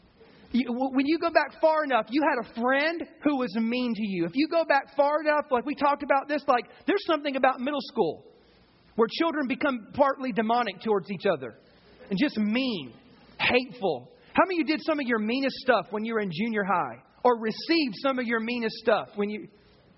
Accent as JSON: {"language": "English", "region": "the South", "country": "United States", "tie": "born or raised there", "said": "I grew up in the South"}